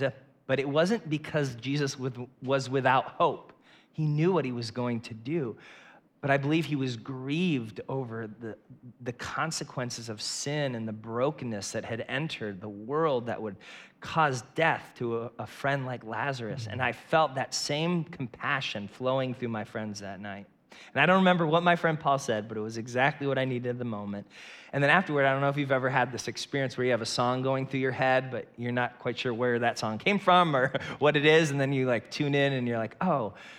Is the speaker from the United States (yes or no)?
yes; Northeast Ohio, United States; I grew up in Northeast Ohio with two parents